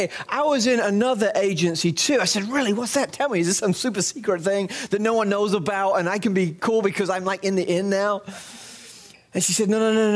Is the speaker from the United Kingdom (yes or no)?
yes; England, United Kingdom; moved away; when I was a little boy growing up in England